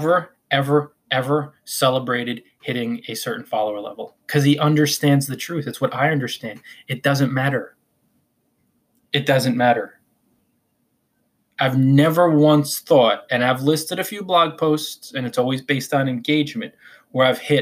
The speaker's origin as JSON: {"language": "English", "region": "Northern New Jersey", "country": "United States", "said": "I am from Northern New Jersey, so I say Quora"}